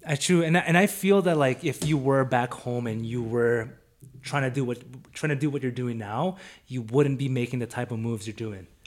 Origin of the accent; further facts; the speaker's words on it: Vancouver, British Columbia, Canada; now in Calgary, Canada; me and you were born and raised in Vancouver